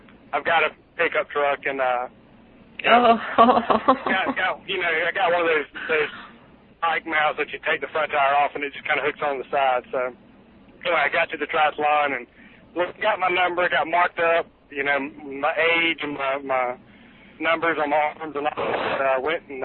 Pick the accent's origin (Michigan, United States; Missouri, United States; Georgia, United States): Georgia, United States; South; accent: Southern; I am from originally South Georgia, which is kind of in the middle of nowhere. I grew up on a farm